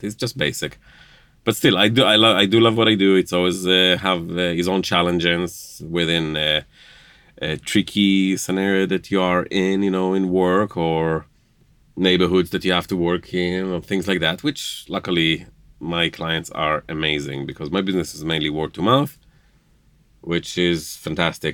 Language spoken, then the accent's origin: English; Jerusalem, Jerusalem District, Israel; now in Indiana, United States; born and raised in Jerusalem, uh, grew up in Jerusalem, uh, raised as Jewish in Israel.